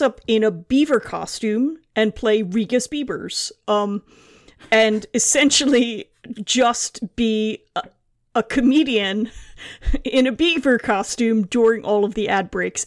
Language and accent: English; United States; now in London, United Kingdom; I'm an American living in London